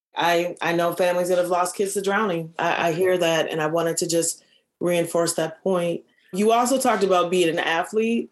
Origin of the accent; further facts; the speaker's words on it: Minneapolis, Minnesota, United States; I'm from the North Side.